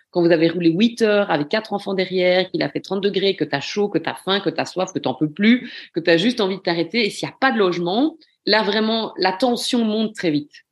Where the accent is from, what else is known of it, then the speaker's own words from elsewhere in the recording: Belgium; Quand on est belge